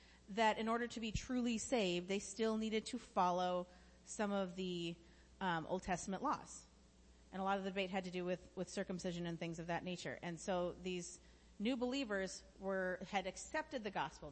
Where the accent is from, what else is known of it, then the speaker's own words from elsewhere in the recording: United States; I'm incredibly thankful to be an American